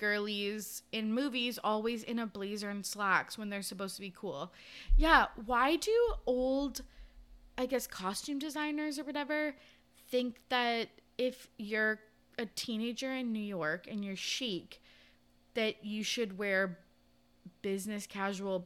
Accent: Canada; we are both Canadian girls

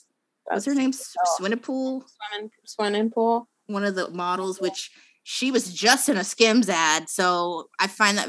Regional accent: United States; I am American

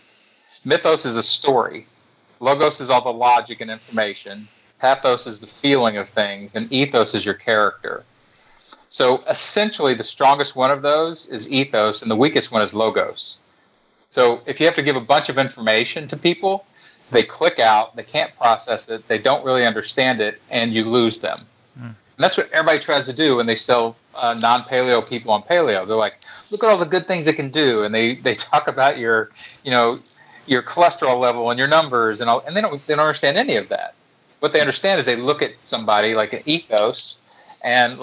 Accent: Kentucky, United States; I'm from Kentucky, which even, you know, in Australia, you probably know is a redneck southern state

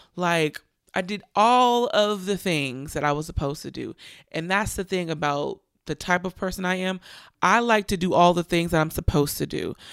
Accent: Richmond, California, United States; Richmond, California, my hometown.

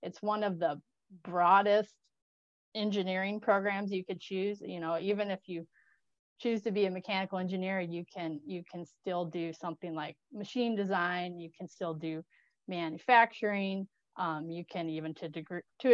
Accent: Des Moines, Iowa, United States; I grew up in Des Moines, Iowa

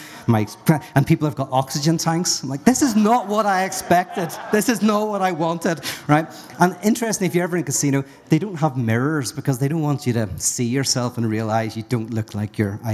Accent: Northern Ireland, United Kingdom; I'm from Northern Ireland

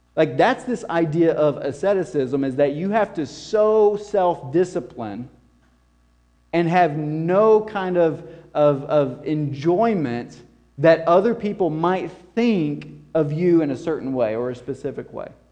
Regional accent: the South, United States; coming from this southern context and culture

